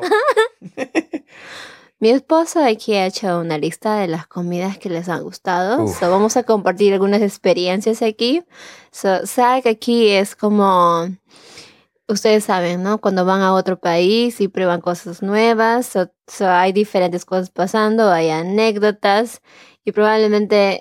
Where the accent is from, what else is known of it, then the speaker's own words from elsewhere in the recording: Chosica, Lima, Peru; moved away; yo soy de Lima, pero no exactamente